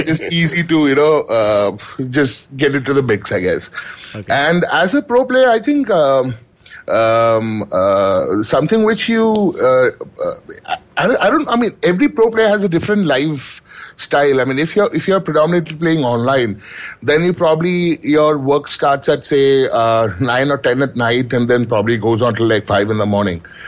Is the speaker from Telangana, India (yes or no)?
no; Kochi, Kerala, India; I come from Kerala. So and and in Kochi or basically down south, we are uh, against anything to do with cards.